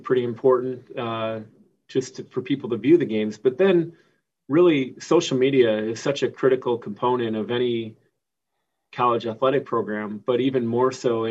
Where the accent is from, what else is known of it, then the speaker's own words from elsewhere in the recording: Wisconsin, United States; moved away as an adult; also born or lived in Texas / Louisiana / Oregon; now in Los Angeles, United States; I'm originally from Wisconsin